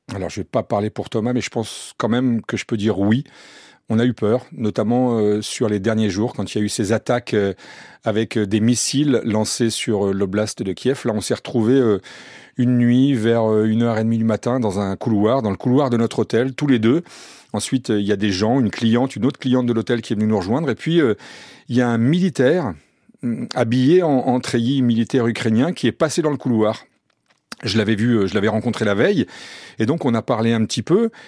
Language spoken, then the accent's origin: French; France; on est français